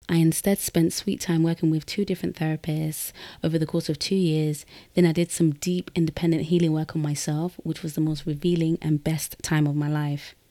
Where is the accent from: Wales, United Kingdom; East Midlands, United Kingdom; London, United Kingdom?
London, United Kingdom; I was born and raised in London, but I'm Guinean from the Fulani tribe